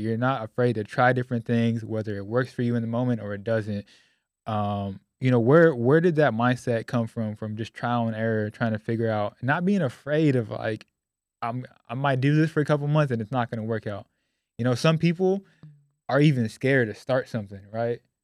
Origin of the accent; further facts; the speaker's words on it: Sacramento, California, United States; moved away as an adult; now in Dallas, United States; I grew up in Sacramento, California